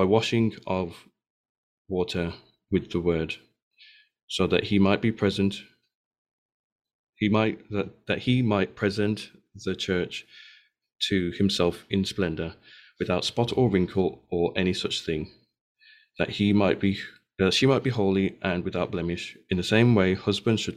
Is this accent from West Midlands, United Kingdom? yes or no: yes; Birmingham, West Midlands, United Kingdom; growing up in George Street in Birmingham